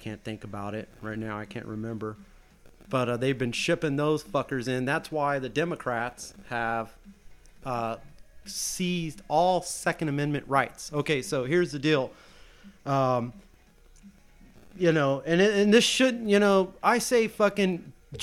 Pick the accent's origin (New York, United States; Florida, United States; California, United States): California, United States; now in Arizona, United States; I am a Californian. I am a Californian through and through